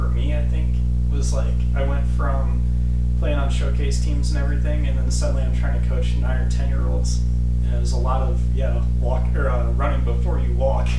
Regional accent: St. Louis, Missouri, United States; I'm from St. Louis, and you just kind of played baseball. That's just the way it was, because kind of a baseball town.

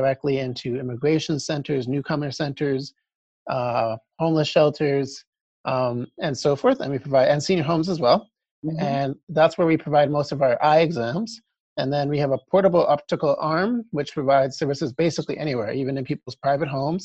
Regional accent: Calgary, Alberta, Canada; moved away as an adult; also born or lived in Vancouver, Canada / Edmonton, Canada; now in Halifax, Canada; born and raised in Calgary

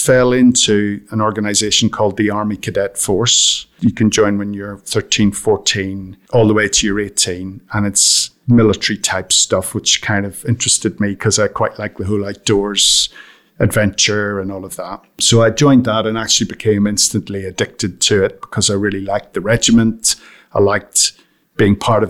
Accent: County Armagh, Northern Ireland, United Kingdom; moved away; I grew up in County Armagh in Northern Ireland, right at the height of the Troubles, so through the 70s and the 80s

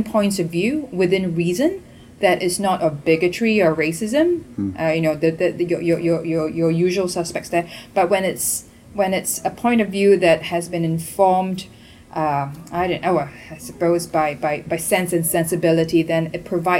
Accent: Singapore; moved away; coming from Singapore, not being American

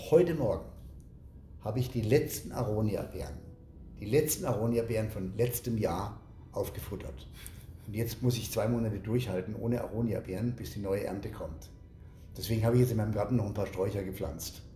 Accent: Germany; als Deutscher

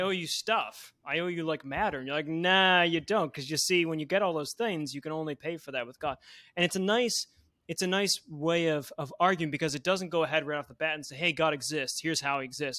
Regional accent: Buffalo, New York, United States; moved away; I grew up in Buffalo, New York

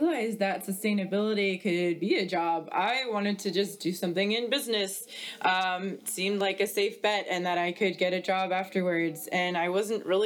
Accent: Atlanta, Georgia, United States; I grew up in Atlanta, Georgia

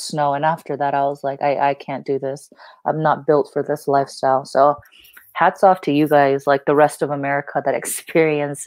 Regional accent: California, United States; also born or lived in Korea; I came from California

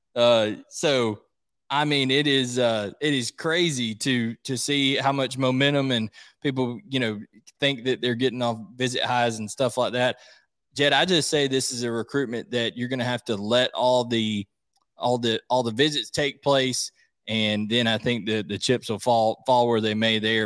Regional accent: Gainesville, Georgia, United States; headquartered in Gainesville, Georgia, my hometown here

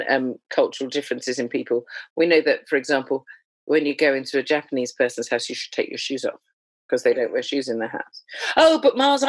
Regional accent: Jamaica; as a Jamaican

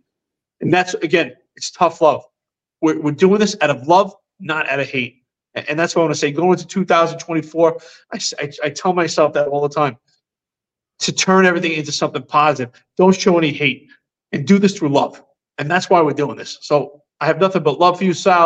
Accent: New York City, New York, United States; moved away as an adult; It was a place we all loved, a place we grew up, a place we're all proud of. I mean, to this day, we're all still proud to say we're from New York City.

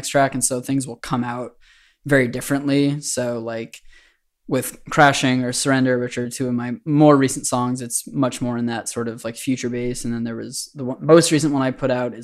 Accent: Boston, Massachusetts, United States; moved away as an adult; now in New Orleans, United States; I'm from Boston originally.

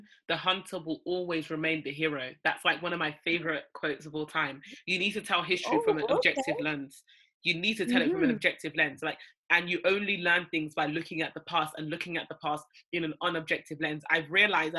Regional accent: Nigeria; we're both Nigerian

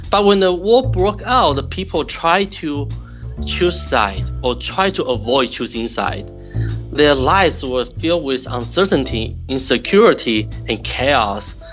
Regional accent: Taiwan; moved away as an adult; also born or lived in Utah, United States; now in St. Louis, United States; I'm originally from Taiwan. I received my bachelor's degree and master's degree in Taiwan.

